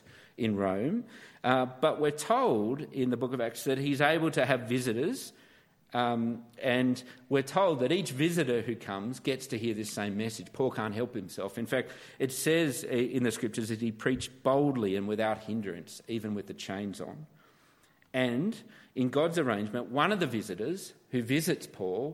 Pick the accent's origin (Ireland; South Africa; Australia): Australia; Canberra, Australian Capital Territory; also born or lived in Sydney; born in Canberra, Australia, which I like to try and keep quiet.